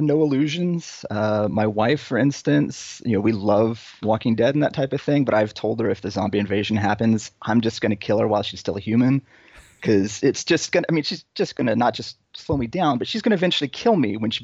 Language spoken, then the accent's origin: English; Dallas, Texas, United States; moved away as an adult; also born or lived in New York / Boston; now in Long Beach, United States; I am Texan, born and raised. Grew up, the important years in Dallas